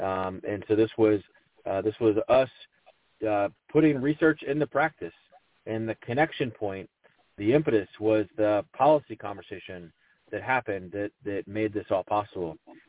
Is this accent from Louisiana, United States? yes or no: no; Charlotte, North Carolina, United States; I grew up as a dyslexic learner. I grew up in Charlotte, North Carolina.